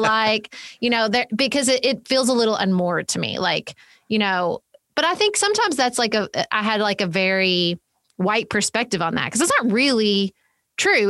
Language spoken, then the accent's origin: English; Paducah, Kentucky, United States; my hometown of Paducah, Kentucky, which is where I live